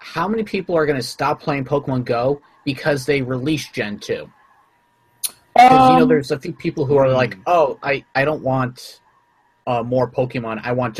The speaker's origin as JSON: {"language": "English", "town": "Virginia Beach", "region": "Virginia", "country": "United States", "said": "I'm from Virginia Beach"}